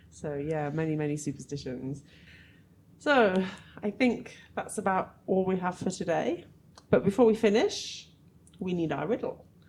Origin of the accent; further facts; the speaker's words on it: England, United Kingdom; where I'm from in England